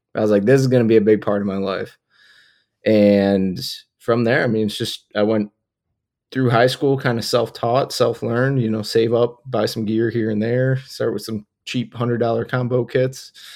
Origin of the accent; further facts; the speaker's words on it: Buffalo, New York, United States; I grew up in Buffalo, New York